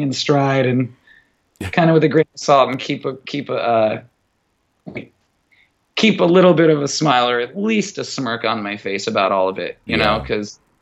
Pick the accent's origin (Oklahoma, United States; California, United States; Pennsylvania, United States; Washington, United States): Washington, United States; Mukilteo; from Muckle TL